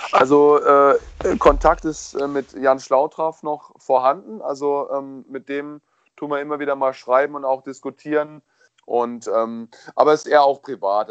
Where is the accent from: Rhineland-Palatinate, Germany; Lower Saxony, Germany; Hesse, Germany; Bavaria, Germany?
Rhineland-Palatinate, Germany; Kaiserslautern; in der Nähe von meiner Heimat, Kaiserslautern